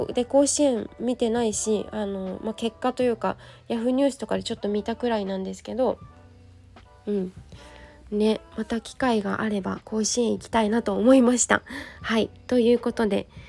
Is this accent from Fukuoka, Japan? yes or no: no; Yokohama, Kanagawa, Japan; 地元の横浜高校